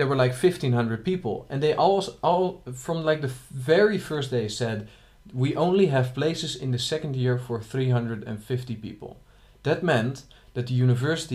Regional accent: Schiedam, South Holland, Netherlands; I am from Schiedam, which is next to Rotterdam

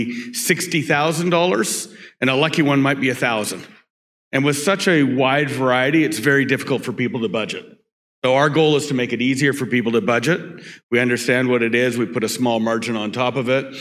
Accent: Vancouver, British Columbia, Canada; born and raised in Vancouver, British Columbia

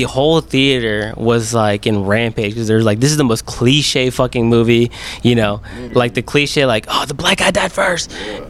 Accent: Ohio, United States; now in Texas, United States; I grew up in Ohio. Left there.

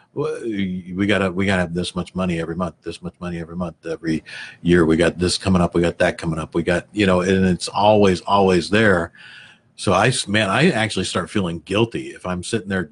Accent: Missouri, United States; I grew up in Missouri

